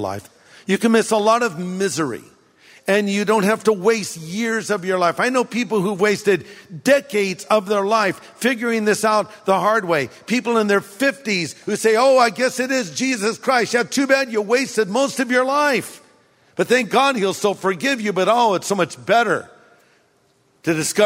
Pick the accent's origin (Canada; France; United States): United States; California; I grew up here in California